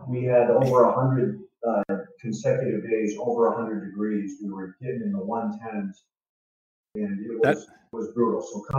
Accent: Tucson, Arizona, United States; also born or lived in Indiana; when I was a kid, my life started in Northwest Indiana, just outside Chicago. I grew up in a blue collar family. My dad was a carpenter. My mom was a house cleaner. They moved us to Arizona

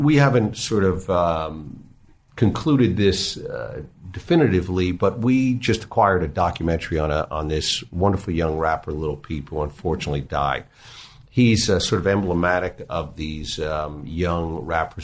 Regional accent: New York, United States; I grew up in New York

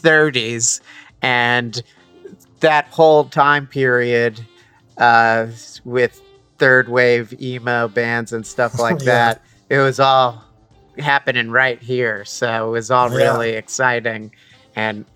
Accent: New Jersey, United States; I grew up in New Jersey, too

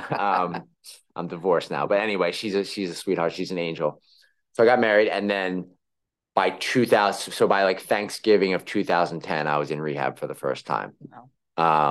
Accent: Philadelphia, Pennsylvania, United States; accent: Philly; moved away as an adult; now in New York, United States

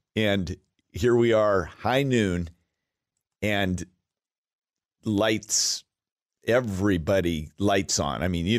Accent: Alaska, United States; moved away; I was born and raised in Alaska and I worked in the oil fields and it was wild.

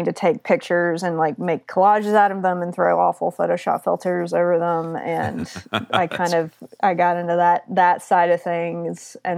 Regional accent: Auburn, Alabama, United States; now in Seattle, United States; So I'm originally from Auburn, Alabama, and I have worked in a lot of different places across the country

